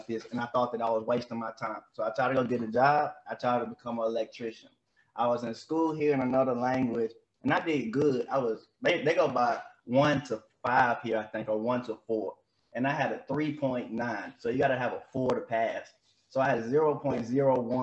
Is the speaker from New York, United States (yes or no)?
no; Mississippi, United States; moved away as an adult; also born or lived in Memphis, Tennessee; now in Switzerland; I was born in Memphis, but I'm raised in Mississippi